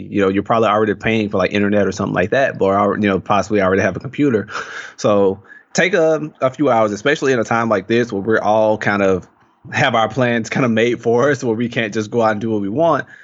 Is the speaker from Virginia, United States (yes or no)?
no; Mississippi, United States; moved away as an adult; growing up in Mississippi, obviously people and attitudes are much different than what they are out here